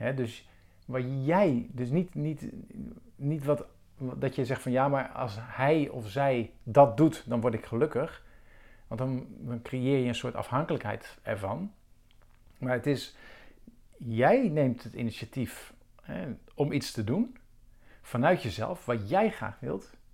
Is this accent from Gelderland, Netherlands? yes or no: no; Rotterdam, South Holland, Netherlands; Rotterdam. En, eh, nou, voor de mensen die het weten, dat is mijn geboortestad